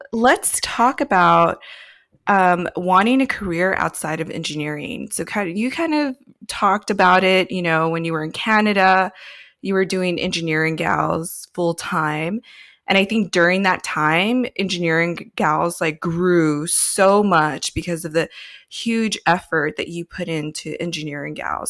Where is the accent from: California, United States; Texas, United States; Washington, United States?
California, United States; I'm born and raised in California